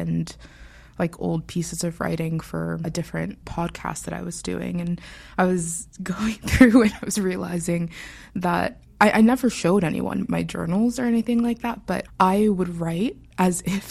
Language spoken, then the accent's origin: English; Pittsburgh, Pennsylvania, United States; I was born in Pittsburgh, Pennsylvania, city girl at heart. I was raised by my father